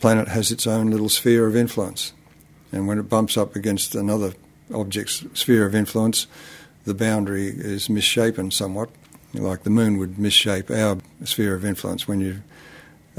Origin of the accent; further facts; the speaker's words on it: Canberra, Australian Capital Territory, Australia; my hometown in Australia, which is the capital of Australia